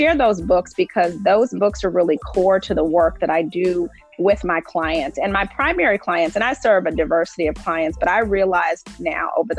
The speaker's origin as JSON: {"language": "English", "town": "Indianapolis", "region": "Indiana", "country": "United States", "tie": "born or raised there", "said": "I am a native of Indianapolis. So I grew up here in Indianapolis in the Butler Tarkington neighborhood."}